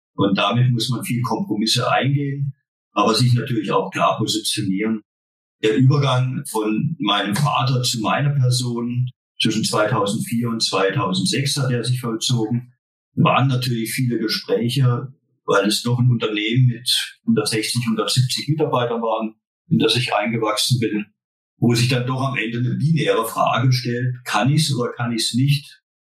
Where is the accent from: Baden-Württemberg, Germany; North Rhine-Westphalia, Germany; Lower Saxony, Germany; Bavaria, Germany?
Baden-Württemberg, Germany; Wir sind kein Schwaben hier. Wir sind Badener.